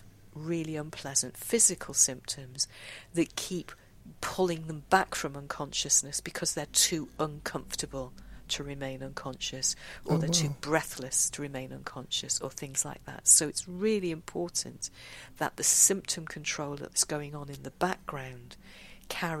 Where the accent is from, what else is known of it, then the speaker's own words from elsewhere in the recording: United Kingdom; we're British